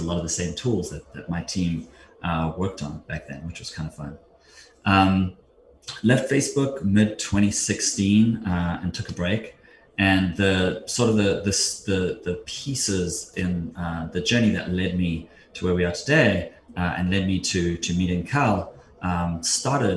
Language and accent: English; South Africa; moved away as an adult; now in United States; I grew up in South Africa, moved to the States in 2002.